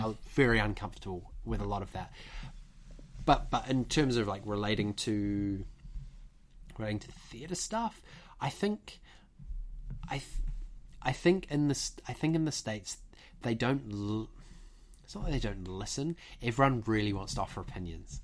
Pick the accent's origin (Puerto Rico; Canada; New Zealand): New Zealand; moved away as an adult; also born or lived in United Kingdom; a Kiwi who's come to train at a at a British conservatoire